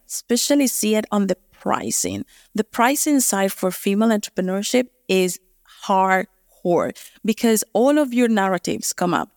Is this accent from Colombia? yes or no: yes; Colombia; moved away as an adult; also born or lived in United States; now in New Zealand; I'm originally from Colombia